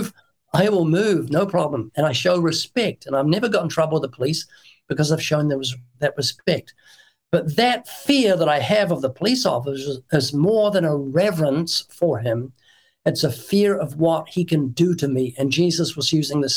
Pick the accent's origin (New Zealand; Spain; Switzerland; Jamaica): New Zealand; moved away as an adult; now in United States; I'm from New Zealand, and when I was brought up in New Zealand